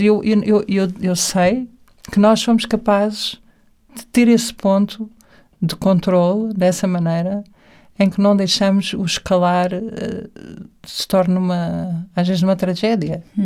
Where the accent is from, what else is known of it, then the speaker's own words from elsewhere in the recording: Portugal; estava sempre super ligada à terra, porque sou portuguesa